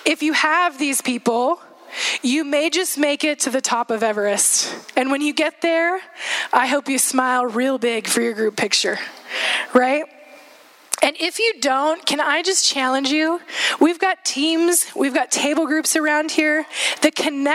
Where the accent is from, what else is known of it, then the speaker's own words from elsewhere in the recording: Juneau, Alaska, United States; moved away; Seth and I both grew up in Alaska. We grew up in Juneau in Southeast area, and we spent 10 years of our life there